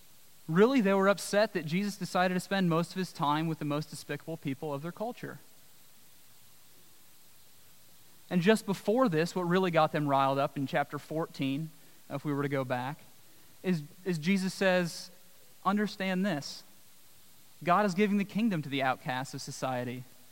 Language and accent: English; Midwest, United States; I've sheared a sheep in my life, and I come from the Midwest